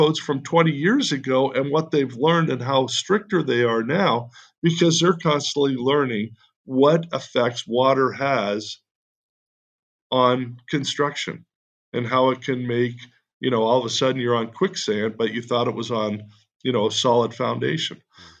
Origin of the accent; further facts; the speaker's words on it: Canada; now in United States; When we immigrated from Canada, we got a green card.